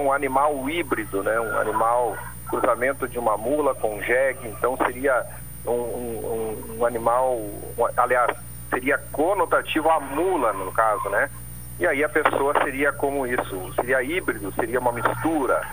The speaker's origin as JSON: {"language": "Portuguese", "region": "Paraná", "country": "Brazil", "moved": "yes", "said": "principalmente lá na minha terra, eu sou paranaense, falava-se muito do criado mudo"}